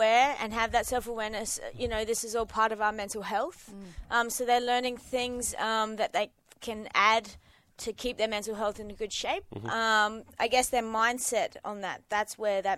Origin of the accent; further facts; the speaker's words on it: Mandurah, Western Australia, Australia; I grew up in Mandurah and went to a pretty tough school